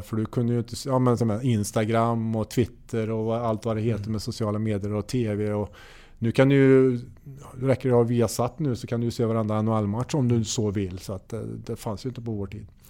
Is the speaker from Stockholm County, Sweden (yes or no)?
no; Hammarö, Värmland, Sweden; jag gick i skolan på gymnasiet ute på Hammarö där jag är uppvuxen